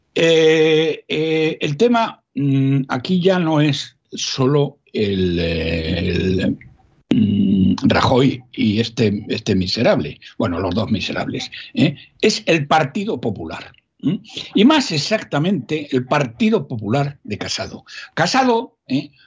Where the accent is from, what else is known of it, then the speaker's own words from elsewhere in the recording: Salamanca, Castile and León, Spain; desde mi tierra, Castilla-León, yo soy de Salamanca